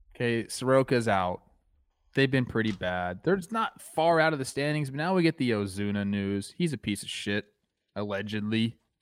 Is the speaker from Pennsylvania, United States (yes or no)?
no; Castaic, California, United States; my hometown